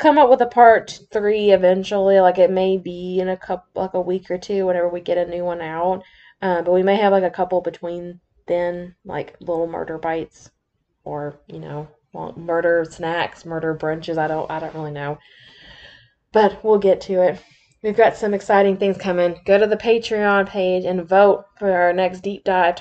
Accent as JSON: {"language": "English", "region": "the South", "country": "United States", "accent": "southern", "said": "my southern accent's gonna come out really bad"}